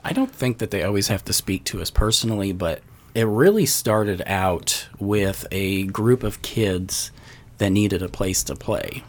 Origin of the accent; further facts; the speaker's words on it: Glasgow, Montana, United States; also born or lived in Florida; now in Nashville, United States; I was born and raised in Montana